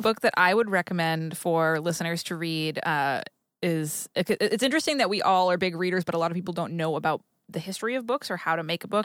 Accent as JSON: {"language": "English", "region": "New England", "country": "United States", "tie": "born or raised there", "moved": "yes", "lives_now": "Los Angeles, United States", "said": "I grew up in New England"}